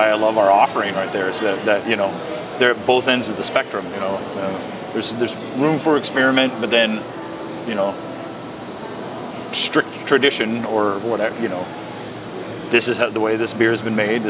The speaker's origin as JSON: {"language": "English", "area": "McKenzie River", "region": "Oregon", "country": "United States", "tie": "born or raised there", "said": "I grew up on the Mackenzie River, basically."}